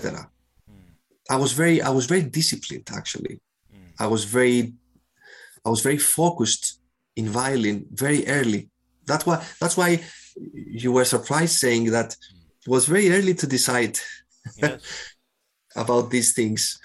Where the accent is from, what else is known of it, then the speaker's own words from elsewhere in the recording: Cyprus; moved away as an adult; also born or lived in Athens, Greece / Rotterdam, Netherlands; I grew I grew up in Cyprus, where I am now as well.